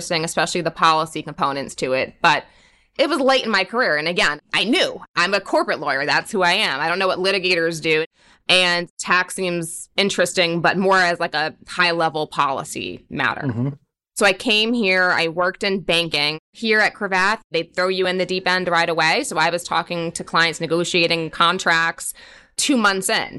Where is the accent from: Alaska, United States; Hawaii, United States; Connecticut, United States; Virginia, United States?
Connecticut, United States; Stamford; also born or lived in New York; growing up in Stamford, Connecticut, that meant Wall Street